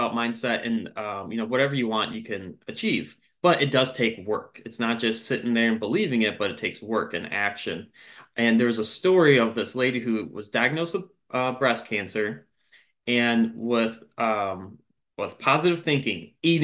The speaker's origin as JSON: {"language": "English", "region": "Michigan", "country": "United States", "tie": "born or raised there", "moved": "as an adult", "lives_now": "South Carolina, United States", "said": "I am born and raised in Michigan"}